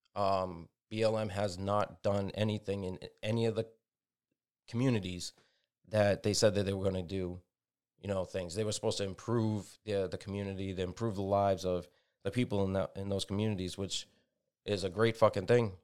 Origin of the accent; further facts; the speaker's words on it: United States; We're all Americans